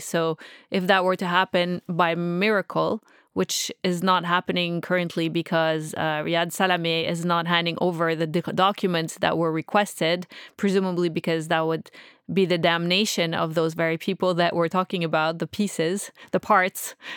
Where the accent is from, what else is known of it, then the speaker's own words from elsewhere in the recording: Canada; I'm just Canadian